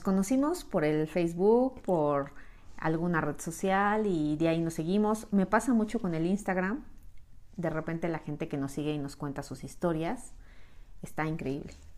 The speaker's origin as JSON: {"language": "Spanish", "region": "Mexico City", "country": "Mexico", "said": "Yo también soy de la Ciudad de México"}